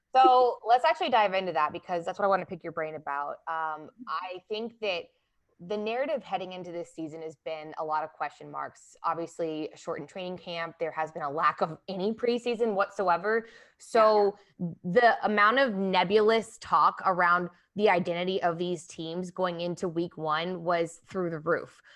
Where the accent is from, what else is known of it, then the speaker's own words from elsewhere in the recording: Atlanta, Georgia, United States; moved away; I was born in Atlanta